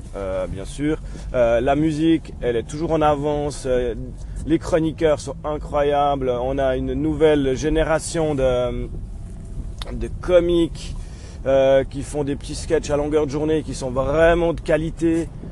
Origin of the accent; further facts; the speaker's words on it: Switzerland; chez nous en Suisse